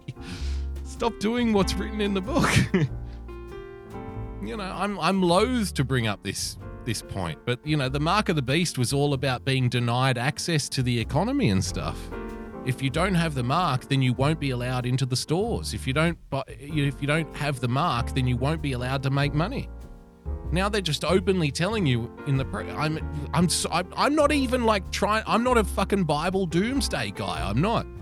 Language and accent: English; Australia; I love being an Australian. I really do.